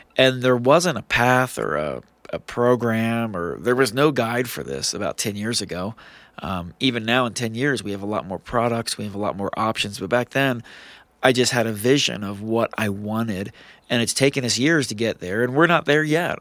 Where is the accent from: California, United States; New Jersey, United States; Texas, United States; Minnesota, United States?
New Jersey, United States; now in Utah, United States; I'm a thirty-six-year-old South Jersey boy